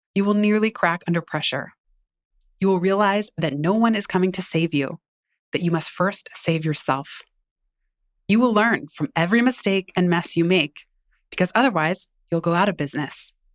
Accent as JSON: {"language": "English", "town": "San Francisco", "region": "California", "country": "United States", "tie": "born or raised there", "said": "my hometown, blocks away from the first apartment we lived in after I was born"}